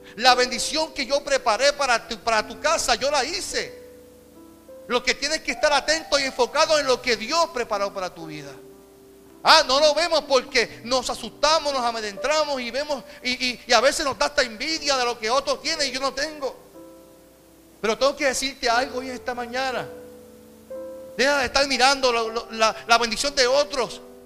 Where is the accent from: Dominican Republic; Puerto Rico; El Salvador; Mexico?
Puerto Rico; como puertorriqueño